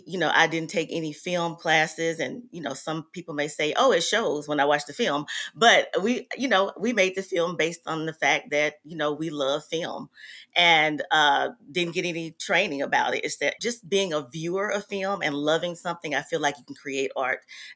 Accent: Mobile, Alabama, United States; moved away as an adult; now in Houston, United States; I am a filmmaker now. I'm from Mobile, Alabama, and I've lived in Houston, Texas for about 20 years.

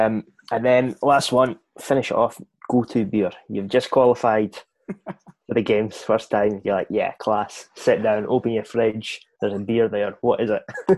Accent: Scotland, United Kingdom; As a Scottish person, I don't think I've never drank

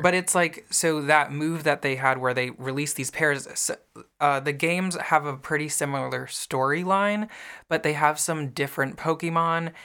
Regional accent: the North, United States; I grew up in the North

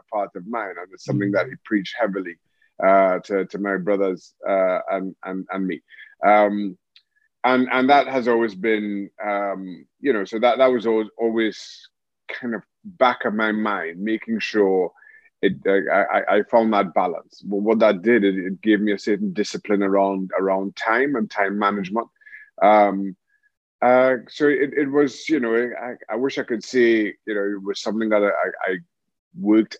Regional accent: Diego Martin, Trinidad & Tobago; moved away; also born or lived in England; Grew up in Diego Martin, played football all my life, St. Mary's College

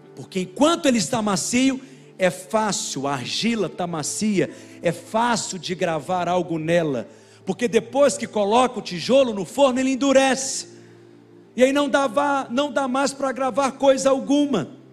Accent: Minas Gerais, Brazil; Nós somos mineiro, comedor de angu mesmo

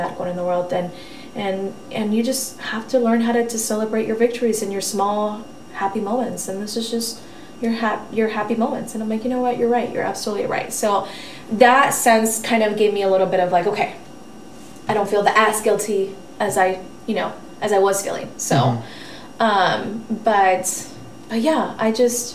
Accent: Oregon, United States; also born or lived in Fresno, California; I was actually raised in Oregon

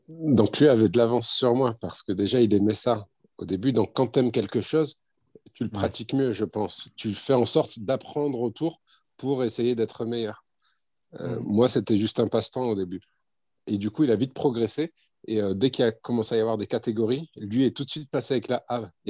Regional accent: Lormont, Nouvelle-Aquitaine, France; d'origine marocaine, nationalité française. J'ai grandi en France, je suis né en France

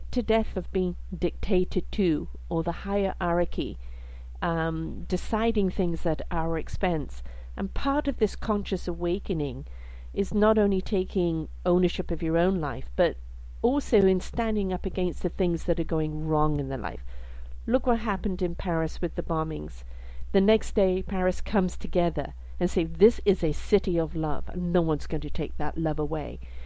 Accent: England, United Kingdom; I was brought up in England as well

